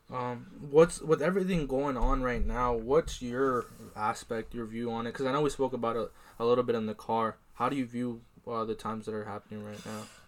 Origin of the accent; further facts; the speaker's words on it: Iowa, United States; I'm from Iowa